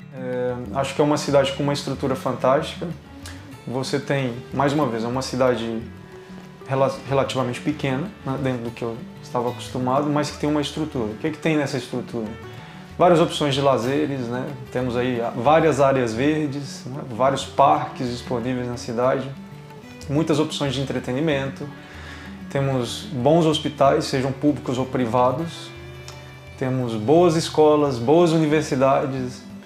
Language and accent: Portuguese; Belo Horizonte, Minas Gerais, Brazil; moved away as an adult; now in Braga, Portugal; sou brasileiro, eh, vivia numa cidade que chamava Belo Horizonte, eh, no estado de Minas Gerais